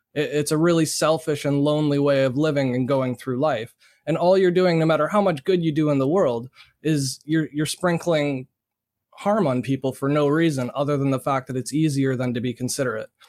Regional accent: Canada; being born and raised in Canada

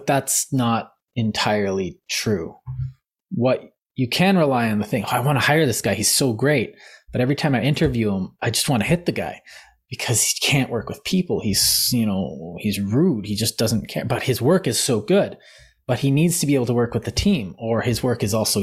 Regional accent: Canada; we're Canadian

